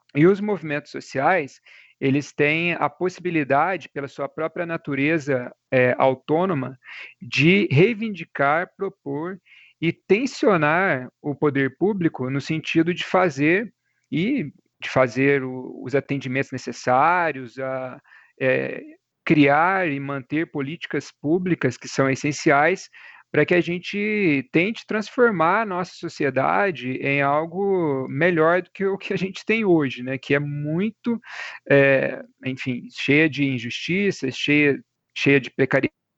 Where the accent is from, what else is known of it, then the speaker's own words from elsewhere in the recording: Cabo Verde, Minas Gerais, Brazil; Eu sou natural de Cabo Verde, né, que é uma cidadezinha aqui perto